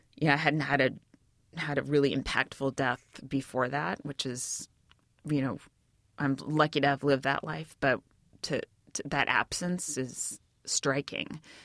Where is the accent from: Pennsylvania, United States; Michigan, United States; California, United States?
California, United States; Bay Area; also born or lived in New York; I'm from the Bay Area